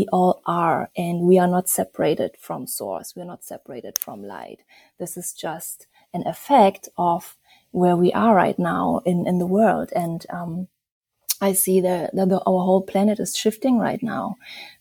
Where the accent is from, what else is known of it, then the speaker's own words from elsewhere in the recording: Germany; also born or lived in Bali, Indonesia / Berlin, Germany; I'm originally from Germany, and I'm also half Indonesian, and I live a Bali, Berlin kind of life